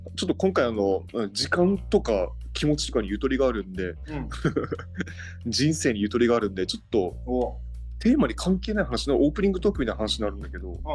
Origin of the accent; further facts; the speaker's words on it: Okinawa, Japan; accent: Okinawan dialect; そんなに俺沖縄方言アイデンティティはあんまりない